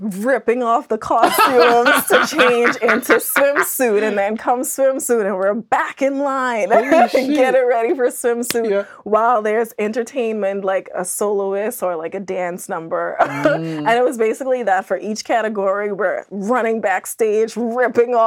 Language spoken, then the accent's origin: English; Bahamas; moved away as an adult; also born or lived in Andros, Bahamas; growing up in the Bahamas